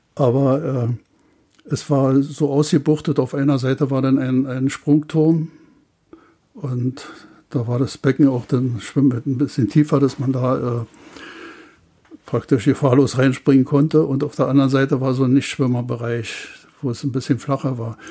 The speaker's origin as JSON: {"language": "German", "town": "Bernau", "region": "Brandenburg", "country": "Germany", "tie": "born or raised there", "said": "ich war damals vier Jahre alt, knapp vier Jahre alt, und seitdem haben wir hier auch gewohnt und äh, ich habe praktisch meine ganze Kindheit hier im, auf dem Gelände der Bundesschule, später dann Hochschule der Gewerkschaften verbracht"}